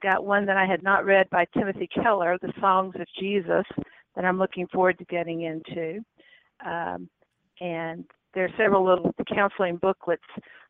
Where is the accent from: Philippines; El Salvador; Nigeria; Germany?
Nigeria; born there; Remember though, I was born in Nigeria, and there was a big British influence in Nigeria, so we had proper tea time.